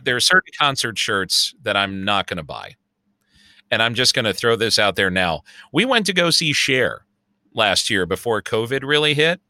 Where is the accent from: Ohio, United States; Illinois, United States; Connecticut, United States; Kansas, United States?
Illinois, United States; Chicago; accent: Chicago; my Chicago accent